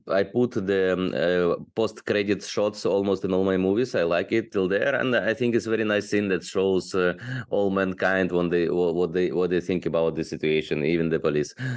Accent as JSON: {"language": "English", "town": "Odesa", "region": "Odesa Oblast", "country": "Ukraine", "also_born_or_lived": "China", "moved": "as an adult", "lives_now": "Bangkok, Thailand", "said": "I'm from Ukraine, from beautiful city Odessa on the Black Sea"}